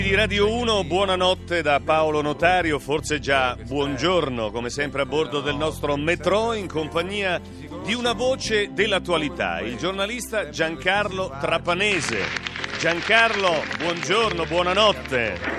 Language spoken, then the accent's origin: Italian; Fabriano, Marche, Italy; io da marchigiano, da fabrianese